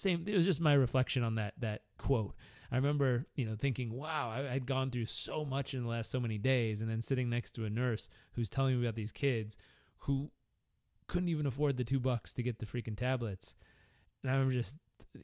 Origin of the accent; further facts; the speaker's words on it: Southern California, United States; growing up in Southern California